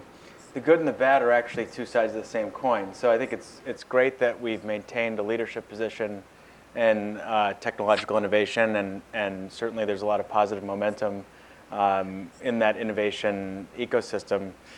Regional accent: Boston, Massachusetts, United States; my hometown of Boston

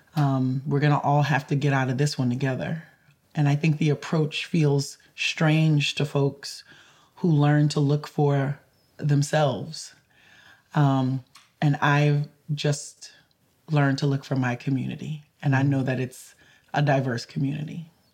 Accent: the South, United States; growing up in the South. Um, you know, I I grew up in a completely connected Creole community

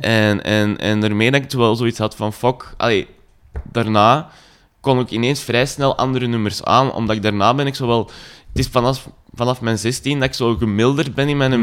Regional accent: Zanto, Flanders, Belgium; moved away; ik ben van Zanto oorspronkelijk, dat ligt zo tegen Lier en Herentals

